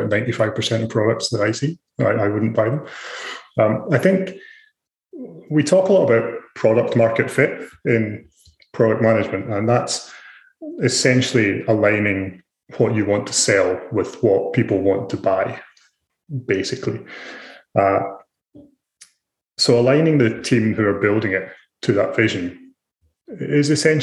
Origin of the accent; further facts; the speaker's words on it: Scotland, United Kingdom; moved away as an adult; also born or lived in Ireland; now in Australia; So I'm originally from Scotland. I've been in Australia for about 12 years